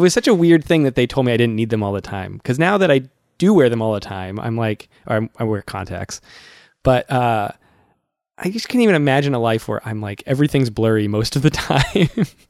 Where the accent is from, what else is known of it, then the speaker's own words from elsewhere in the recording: Massachusetts, United States; I'm from Massachusetts